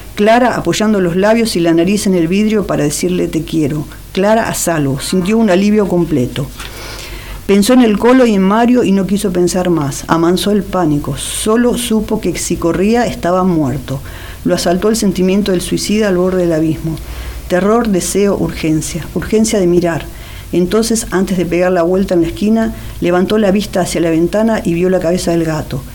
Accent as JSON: {"language": "Spanish", "town": "Wilde", "region": "Buenos Aires Province", "country": "Argentina", "tie": "born or raised there", "said": "yo nací en Wilde, que es Avellaneda"}